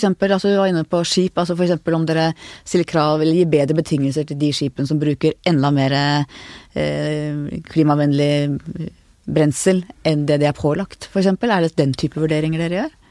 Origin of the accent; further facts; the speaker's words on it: Lillestrøm, Akershus, Norway; Jeg, jeg er oppvokst på Lillestrøm.